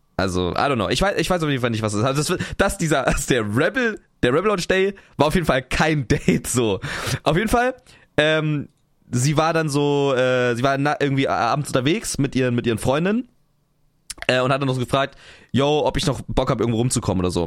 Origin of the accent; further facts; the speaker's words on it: Potsdam, Brandenburg, Germany; moved away as an adult; now in Cologne, Germany; So, ich bin ja da in der Region aufgewachsen. Ähm, ich ich komme ja, ich komme nicht aus Berlin, aber ich komme aus Potsdam